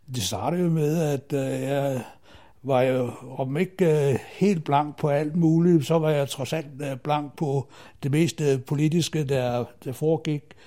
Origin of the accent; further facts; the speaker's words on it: Himmerland, North Denmark Region, Denmark; moved away as an adult; also born or lived in Aarhus; now in Zealand, Denmark; jeg kommer fra Himmerlandsområdet, der jeg boede i første år af mit liv, til jeg flyttede til øh, Ja, det blev først til Aarhus